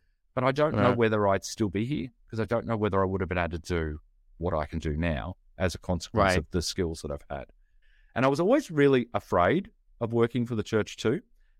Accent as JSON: {"language": "English", "country": "Australia", "said": "but I'm Australian."}